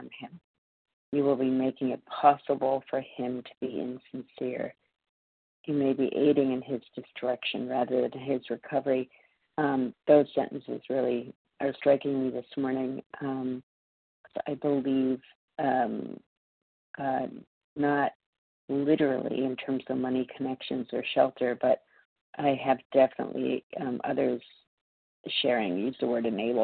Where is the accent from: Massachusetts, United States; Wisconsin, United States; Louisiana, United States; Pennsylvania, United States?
Massachusetts, United States; also born or lived in New York City; calling in from New York City this morning, but I'm from Massachusetts